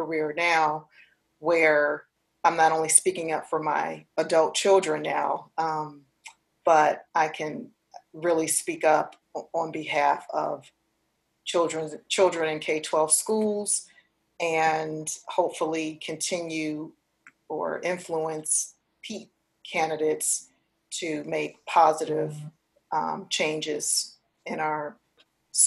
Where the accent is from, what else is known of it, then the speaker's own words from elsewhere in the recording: Detroit, Michigan, United States; my experiences growing up in Detroit, Michigan